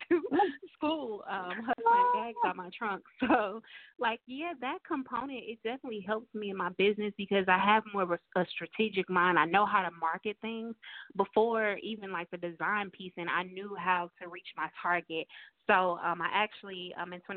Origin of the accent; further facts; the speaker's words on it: St. Louis, Missouri, United States; moved away as an adult; also born or lived in California; now in Charlotte, United States; I'm originally from St. Louis, Missouri, and last year we were living in California. This year we're living in Charlotte